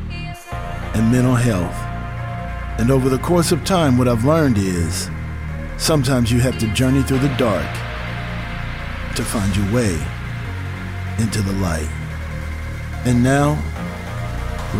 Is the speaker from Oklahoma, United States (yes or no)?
yes; Del City, Oklahoma, United States; I'm from the Twin City, Dale City, Midwest City